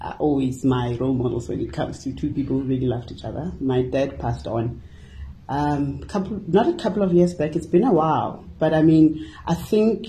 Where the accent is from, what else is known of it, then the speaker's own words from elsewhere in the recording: Hammanskraal, Gauteng, South Africa; Born and bred in Hammarskraal